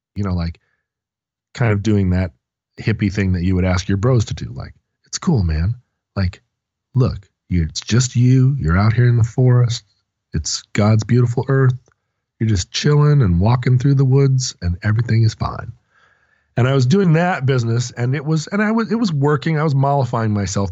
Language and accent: English; Alaska, United States; growing up in Alaska